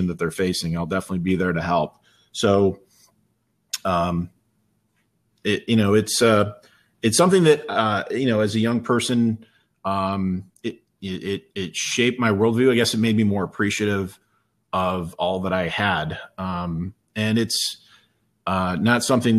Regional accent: Heuvelton, New York, United States; growing up in Heuvelton

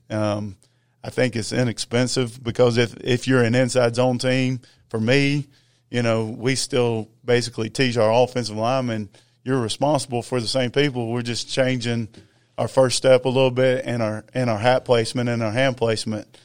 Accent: Gainesville, Georgia, United States; I grew up in Gainesville. Uh, I'm a product of Big Red

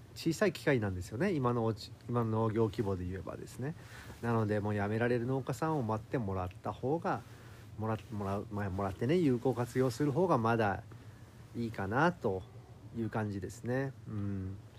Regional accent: Fukuoka, Japan; 僕福岡県の別の田舎出身なんですけど

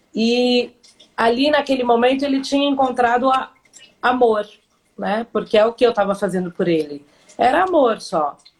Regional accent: São Paulo, Brazil; eu nasci em São Paulo, tenho 51 anos

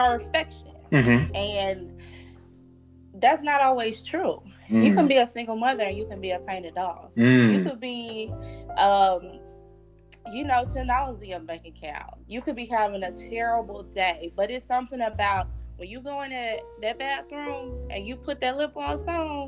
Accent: Little Rock, Arkansas, United States; I was born and raised in Little Rock, Arkansas, back in 94

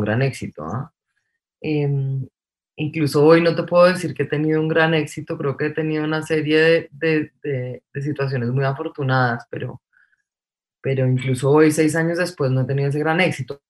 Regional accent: Bogotá, Colombia; Soy bogotanísima, pero de familia paisa, criada en Bogotá entre semana y digamos que criada en finca los fines de semana

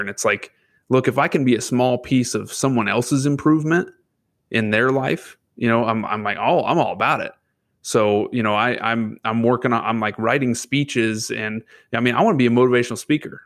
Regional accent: Lebanon, Indiana, United States; now in northern Indiana, United States; Lebanon, Indiana, that was my hometown, is where I was born and raised

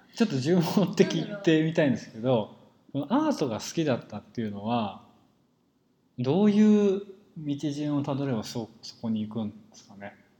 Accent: rural Saitama, Japan; 僕は埼玉の田舎で育っですけど

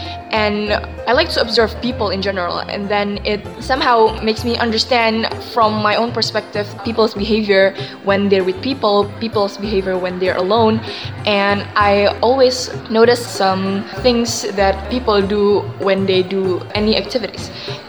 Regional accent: Indonesia; I'm from Indonesia, and I'm going to talk about the benefits of solitude.

